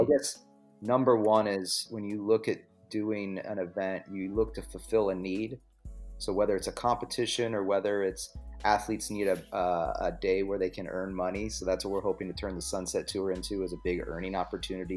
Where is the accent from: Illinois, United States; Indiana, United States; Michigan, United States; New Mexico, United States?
Illinois, United States; central; I grew up in Illinois. So it was like, central middle of nowhere, Illinois